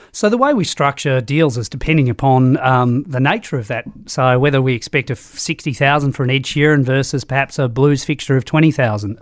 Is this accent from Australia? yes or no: yes; Australia; now in New Zealand; Australia, but now live in New Zealand